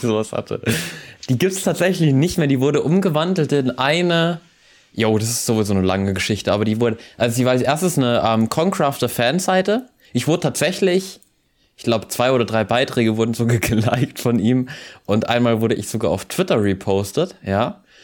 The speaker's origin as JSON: {"language": "German", "country": "Austria", "said": "bei uns in Österreich"}